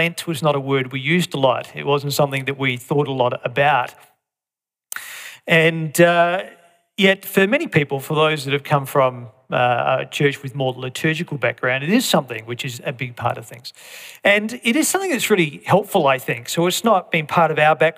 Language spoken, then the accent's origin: English; Australia; as Aussies, we can, even as Aussie Christians